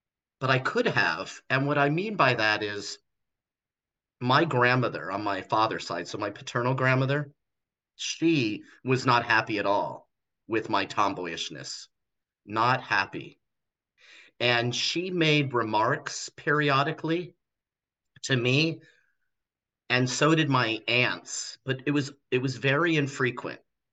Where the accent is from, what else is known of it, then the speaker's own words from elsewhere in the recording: Los Angeles, California, United States; also born or lived in Torrance, California / Mesa, Arizona; I was born and raised in Los Angeles, California